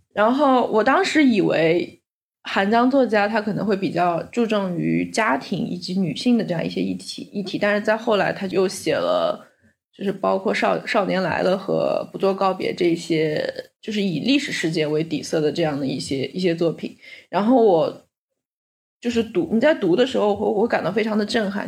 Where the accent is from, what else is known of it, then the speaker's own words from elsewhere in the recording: China; 我身在中国